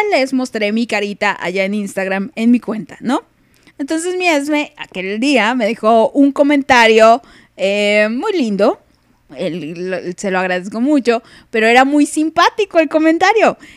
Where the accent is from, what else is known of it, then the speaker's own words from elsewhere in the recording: Chile; accent: Chilean; Joder, joder, que no quiero perder mi acento español, que diga mi acento chileno